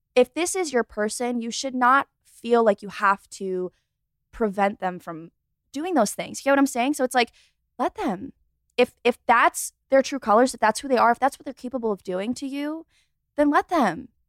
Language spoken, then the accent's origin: English; Rochester, New York, United States; moved away as an adult; now in Charlotte, United States; I was born and raised in Rochester, New York